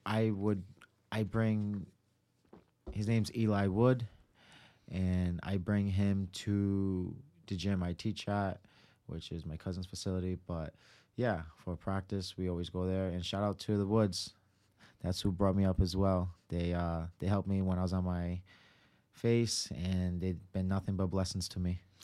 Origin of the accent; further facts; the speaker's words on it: Providence, Rhode Island, United States; also born or lived in Cranston, Rhode Island; I am from Providence